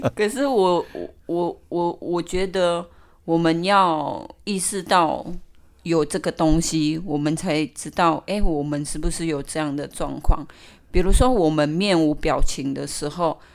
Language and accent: Chinese; Indonesia; Chinese is a second language; now in Taiwan; 我来自印尼